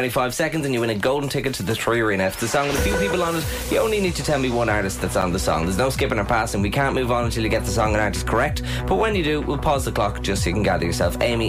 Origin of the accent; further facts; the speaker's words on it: Mornington, County Meath, Ireland; I'm from the posh part, though. I'm from Mornington.